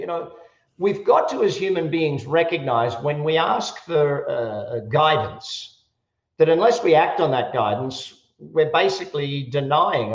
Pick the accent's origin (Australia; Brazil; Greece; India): Australia; now in Las Vegas, United States; I, I, am an Australian and an American. I live in Las Vegas